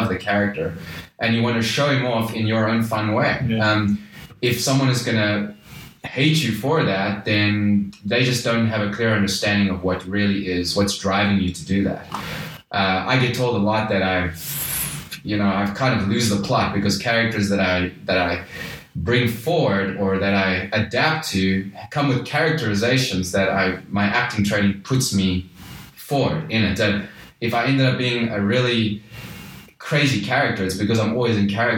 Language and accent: English; South Africa; I am South African